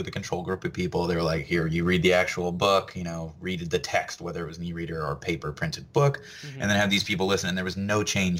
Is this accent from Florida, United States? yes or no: yes; Orlando, Florida, United States; born or raised there; also born or lived in Fort Myers, Florida